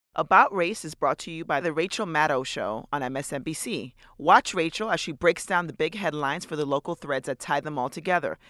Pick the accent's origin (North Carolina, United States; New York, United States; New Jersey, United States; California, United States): New York, United States; New York City; growing up maybe in New York City